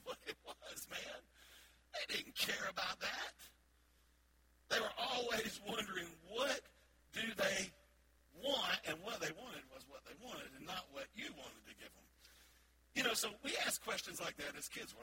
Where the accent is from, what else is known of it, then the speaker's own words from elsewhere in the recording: the South, United States; I'm from the South. Can you tell in my voice a little bit? I'm proud to be from the South